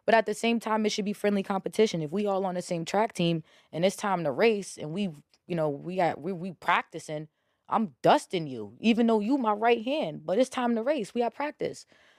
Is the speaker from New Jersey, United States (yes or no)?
yes; New Jersey, United States; I'm from Bergen County.